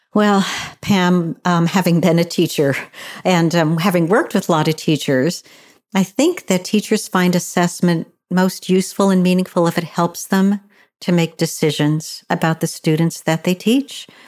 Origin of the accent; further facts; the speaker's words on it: Pennsylvania, United States; in a large rural county in my home state of Pennsylvania